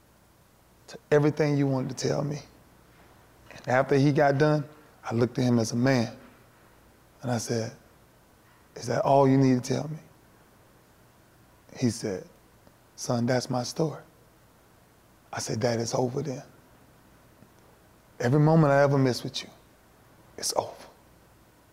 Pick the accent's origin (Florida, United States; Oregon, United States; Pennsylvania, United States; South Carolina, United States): Florida, United States; Lakeland; doing it for my city, for where I'm from Lakeland.